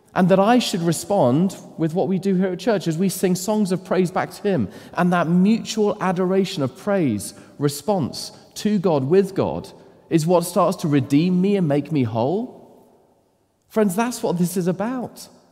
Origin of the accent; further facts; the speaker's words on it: United Kingdom; as British men